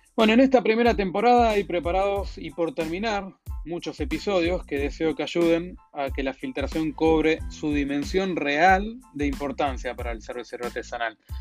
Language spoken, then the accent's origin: Spanish; Argentina; me habrán sacado por la tonada, soy argentino